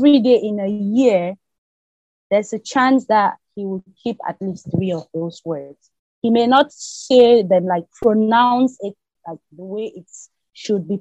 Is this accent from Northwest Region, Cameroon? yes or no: yes; Bamenda, Northwest Region, Cameroon; moved away as an adult; now in Abu Dhabi, United Arab Emirates; when I was growing up in Cameroon